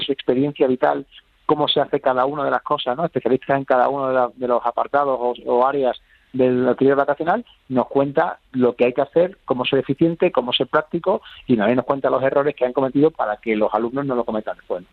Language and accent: Spanish; Jerez de la Frontera, Andalusia, Spain; en Jerez de la Frontera, por supuesto, de donde soy yo